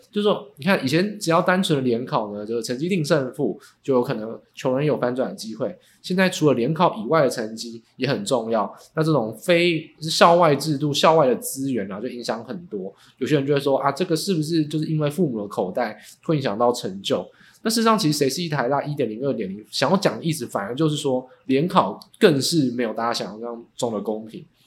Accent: Hsinchu, Taiwan; moved away as an adult; also born or lived in Taipei; 我自己呢，刚好不是台北人哦，我是新竹人，在大学来台北以前啊

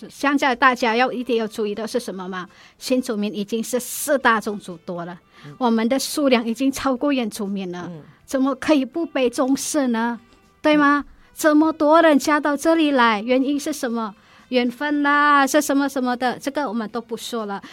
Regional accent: Indonesia; Chinese is a second language; moved away as an adult; also born or lived in Malaysia; now in Taiwan; 我是印尼人

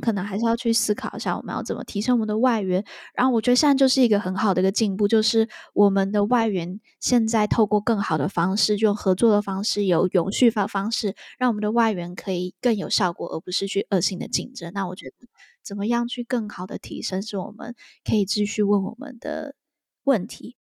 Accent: Taiwan; I'm from Taiwan

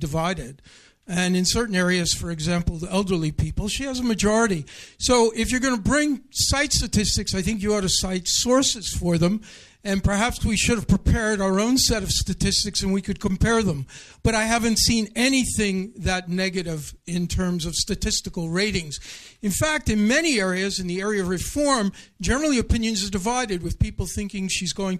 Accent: United States; now in Taiwan; I'm an American

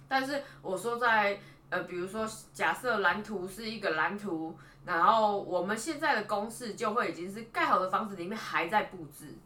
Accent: Taipei, Taiwan; 我是台北人

